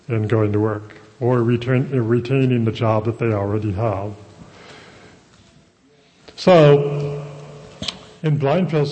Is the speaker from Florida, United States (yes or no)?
no; Ventura, Santa Barbara area, California, United States; moved away as an adult; also born or lived in Fremont / Oxnard; now in Los Angeles, United States; I'm from the Ventura, Santa Barbara area